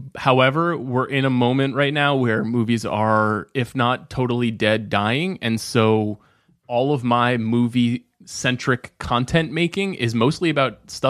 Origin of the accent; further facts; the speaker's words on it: Huntington Station, New York, United States; I am from Long Island, New York.